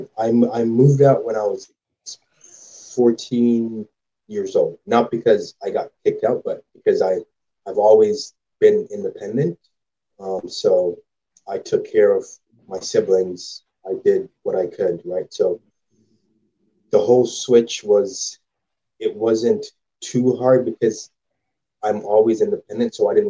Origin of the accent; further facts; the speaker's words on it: Jamaica; also born or lived in Ottawa / Scarborough, Toronto; now in Moncton, Canada; I grew up in Jamaica. When I first moved to Canada, I lived in Ottawa